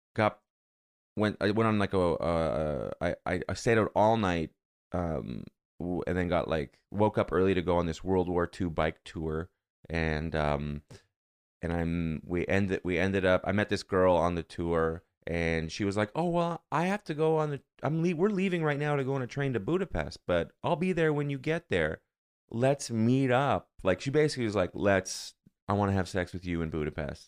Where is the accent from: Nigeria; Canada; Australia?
Canada; moved away as an adult; now in United States